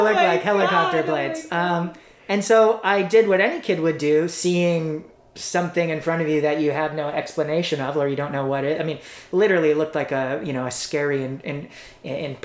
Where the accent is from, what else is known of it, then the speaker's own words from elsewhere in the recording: Toronto, Ontario, Canada; I grew up in East York in Toronto.